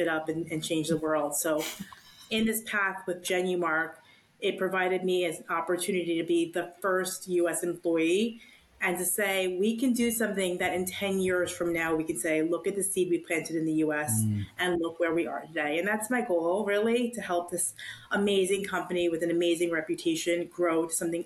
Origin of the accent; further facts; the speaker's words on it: United States; I'm American